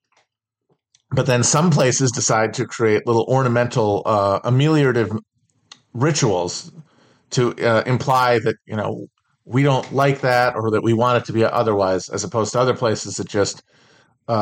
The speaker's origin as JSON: {"language": "English", "region": "Midwest", "country": "United States", "said": "When you're from a lower to middle class family in the Midwest"}